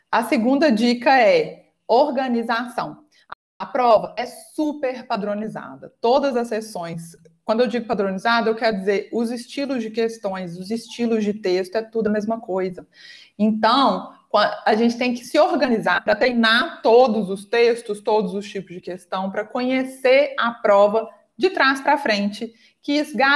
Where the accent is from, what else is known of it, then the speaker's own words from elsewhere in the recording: Minas Gerais, Brazil; eu sou de Minas, acho que vocês perceberam pelo meu sotaque, né?